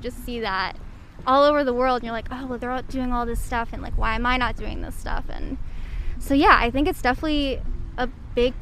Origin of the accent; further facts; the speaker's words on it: Midwest, United States; moved away; also born or lived in Indiana; I'm from the Midwest